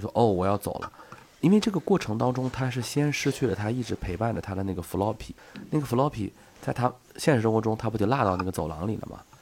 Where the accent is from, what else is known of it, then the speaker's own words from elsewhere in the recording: China; 但是我们中国人不是，是只要这个小孩儿活泼一点儿，他就被说成多动症